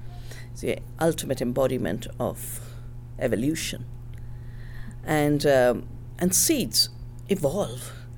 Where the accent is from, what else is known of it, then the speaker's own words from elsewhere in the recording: the Himalaya, India; moved away as an adult; also born or lived in Canada; I'm from the Himalaya